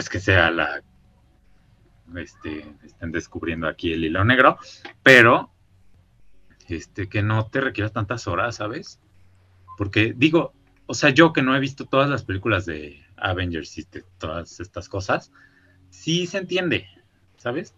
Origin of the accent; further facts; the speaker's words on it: Mexico; moved away; como uno es mexicano